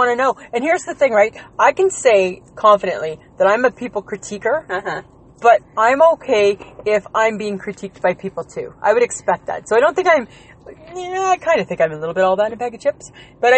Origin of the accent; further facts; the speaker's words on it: outside of Toronto, Ontario, Canada; I grew up outside of Toronto